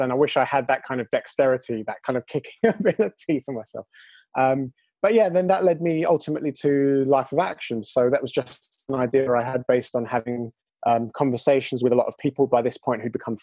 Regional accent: London, United Kingdom; I'm from London. I live actually now just outside London, But I'm from London originally

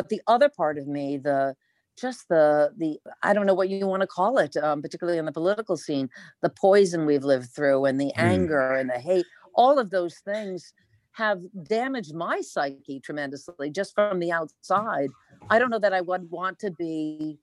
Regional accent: East Providence, Rhode Island, United States; I grew up in East Providence, Rhode Island, a town called Rumford

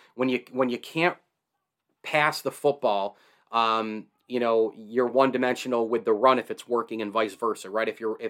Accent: Central New York, United States; I grew up in Central New York.

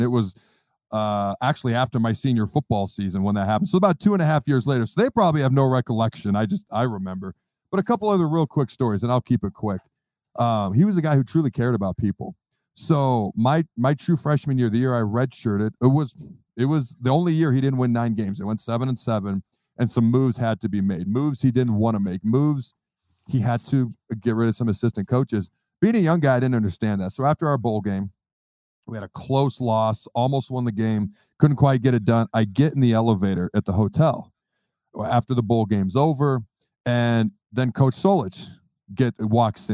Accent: Washington, United States; also born or lived in Hastings, Nebraska; I was born in Hastings, Nebraska. Long story short, dad's job moved us upstate of Washington. So that's where I grew up, with state of Washington

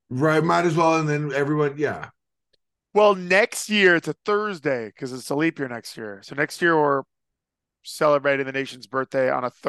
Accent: Las Vegas, Nevada, United States; I growing up in Vegas, like I don't know who his NBA team was.

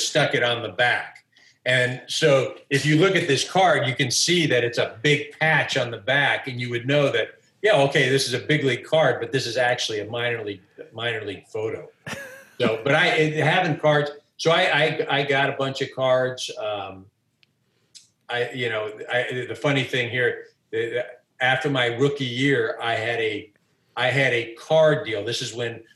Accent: San Diego, California, United States; the only place we grew up in San Diego

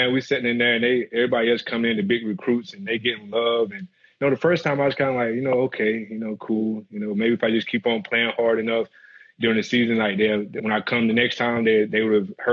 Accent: Brewston, Tennessee, United States; moved away as an adult; growing up in Tennessee

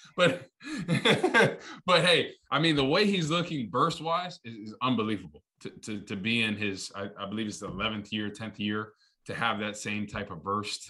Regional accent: East Coast, United States; moved away; I'm from the East Coast and everybody I grew up was Giants fans

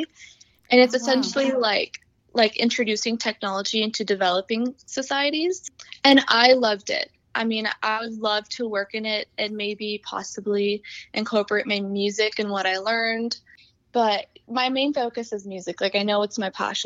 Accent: United States; I was born here, so I definitely, you know, I'm American

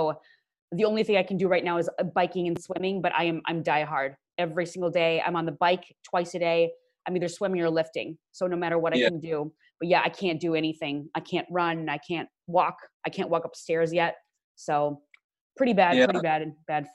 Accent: Midwest, United States; moved away; I'm originally from the Midwest

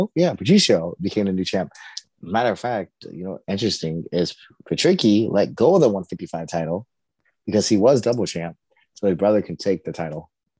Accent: St. Louis, Missouri, United States; I'm from St. Louis

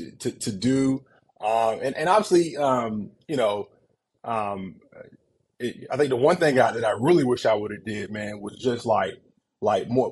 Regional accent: Warner Robins, Georgia, United States; moved away as an adult; also born or lived in West Lafayette, Indiana; I'm from Warner Robins, Georgia, big football city

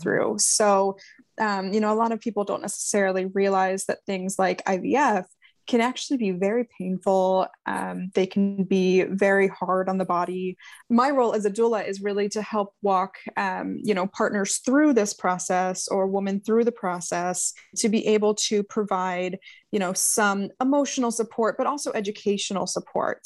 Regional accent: Ohio, United States; moved away as an adult; also born or lived in Utah; We were in Utah, we're from Ohio

